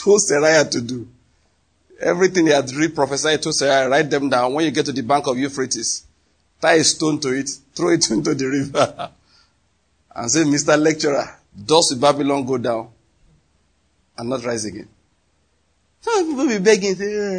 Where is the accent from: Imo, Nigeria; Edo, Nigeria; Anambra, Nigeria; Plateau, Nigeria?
Anambra, Nigeria; now in Enugu, Nigeria; You know I'm from Anambra.